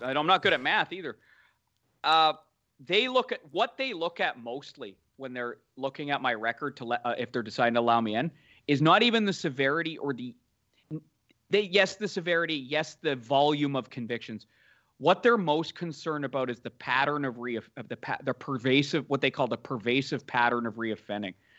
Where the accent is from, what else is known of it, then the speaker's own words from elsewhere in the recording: Canada; also born or lived in Toronto; now in Vancouver, Canada; I'm Canadian